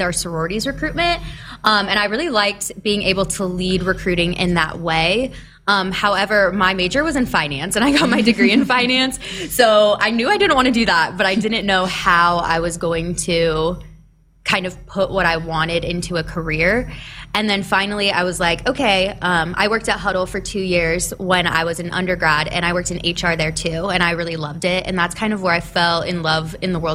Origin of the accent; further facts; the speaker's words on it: Elkhorn, Nebraska, United States; I was born and raised in Nebraska. I am from Elkhorn, Nebraska, which is just a suburb of Omaha.